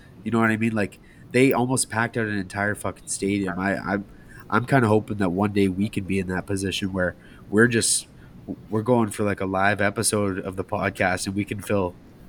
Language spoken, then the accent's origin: English; Canada; obviously I'm from Canada